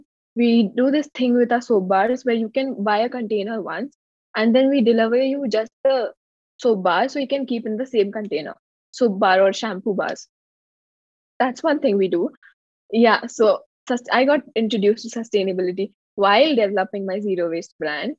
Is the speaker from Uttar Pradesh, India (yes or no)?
no; Jabalpur, Madhya Pradesh, India; I'm from Jabalpur, Madhya Pradesh, India